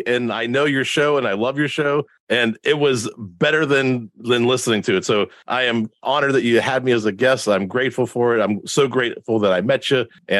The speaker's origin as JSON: {"language": "English", "town": "Pittsburgh", "region": "Pennsylvania", "country": "United States", "said": "I'm from Pittsburgh"}